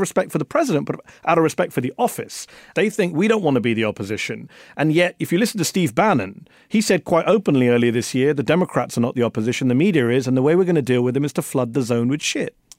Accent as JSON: {"language": "English", "region": "England", "country": "United Kingdom", "said": "I'm from England"}